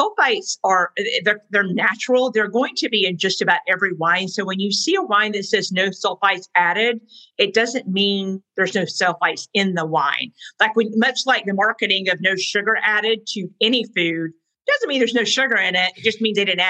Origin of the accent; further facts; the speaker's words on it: the South, United States; I'm a Southerner